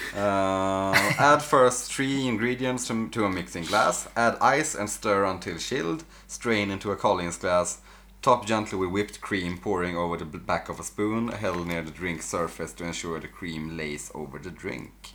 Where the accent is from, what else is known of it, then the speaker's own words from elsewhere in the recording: Blekinge, Sweden; Jag och Sebbe, där vi kommer från